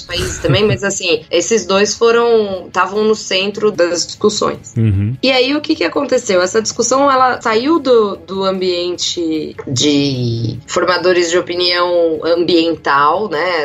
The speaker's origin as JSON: {"language": "Portuguese", "region": "São Paulo", "country": "Brazil", "tie": "born or raised there", "also_born_or_lived": "Campinas / Botucatu", "said": "fui criada em São Paulo, na vida toda aqui"}